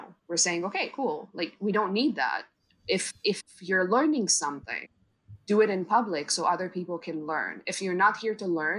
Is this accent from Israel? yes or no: yes; Israel; moved away as an adult; now in Canada; that's why we moved to Canada from Israel, both me, my wife, and our dog, because I wanted to go and study film